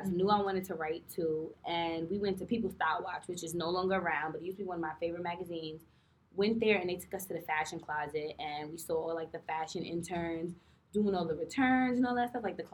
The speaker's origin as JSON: {"language": "English", "town": "New York City", "region": "New York", "country": "United States", "tie": "born or raised there", "said": "I'm from New York City"}